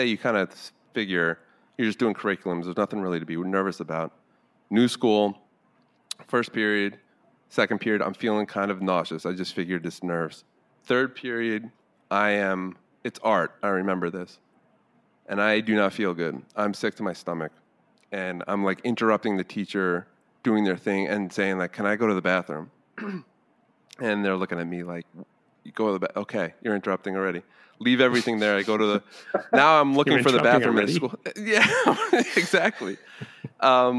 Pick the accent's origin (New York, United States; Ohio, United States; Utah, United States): New York, United States; Mahopac; I grew up in New York. When I was in high school, it was Putnam County